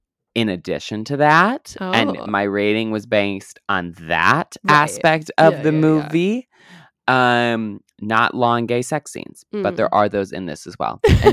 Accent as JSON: {"language": "English", "country": "Canada", "said": "Well, I am Canadian, so yeah."}